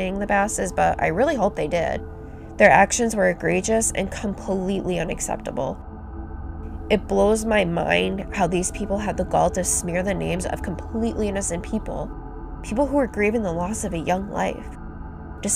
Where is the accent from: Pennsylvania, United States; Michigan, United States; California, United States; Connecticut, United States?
Connecticut, United States; I'm from Connecticut